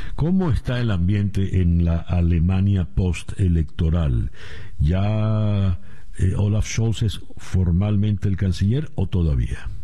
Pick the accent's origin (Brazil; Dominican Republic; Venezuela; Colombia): Venezuela; como venezolanos